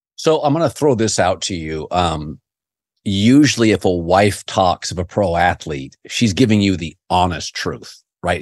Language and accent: English; Pacific Northwest, United States; moved away; I grew up in the Pacific Northwest